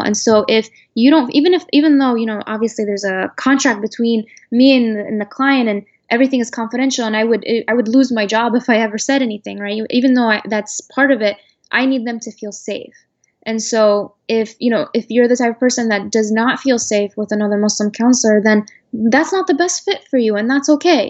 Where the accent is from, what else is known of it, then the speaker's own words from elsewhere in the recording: United States; I was born and raised in America. The only home I know is America.